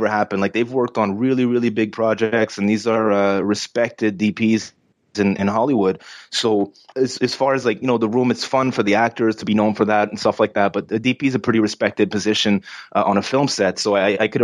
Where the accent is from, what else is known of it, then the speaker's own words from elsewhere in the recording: Canada; I'm from Canada